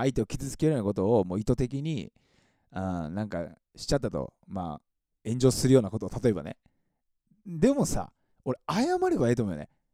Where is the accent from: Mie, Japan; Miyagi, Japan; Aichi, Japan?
Mie, Japan; now in Tokyo, Japan; 僕三重県出身なんですけど